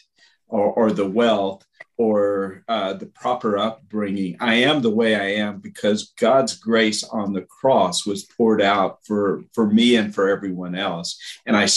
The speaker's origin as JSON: {"language": "English", "country": "United States", "also_born_or_lived": "Russia / Brazil", "moved": "as an adult", "said": "As an American, and that's what I was. I was an American, bringing an American culture and American experience"}